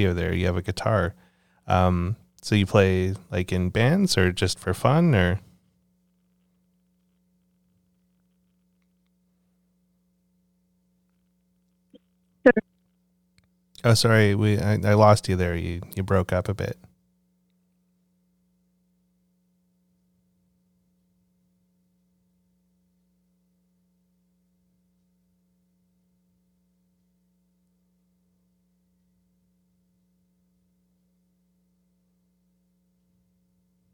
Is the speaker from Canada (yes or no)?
yes; British Columbia, Canada; moved away as an adult; also born or lived in Toronto, Canada; I'm originally from the West Coast and was just living in Toronto for just about 5 years for work. And, with COVID and everything, just decided to move back to British Columbia to be closer